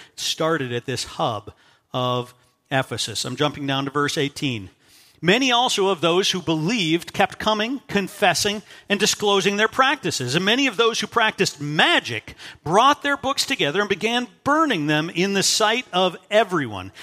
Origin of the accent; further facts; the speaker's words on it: Minnesota, United States; moved away; my identity as a Minnesotan